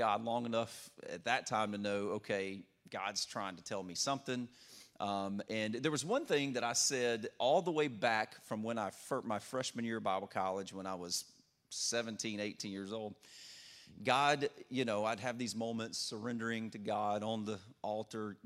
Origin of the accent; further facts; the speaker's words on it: Louisiana, United States; moved away as an adult; also born or lived in Orlando, Florida / Detroit, Michigan; I'm originally from Louisiana, so that's where my funny accent comes from. I was born and raised there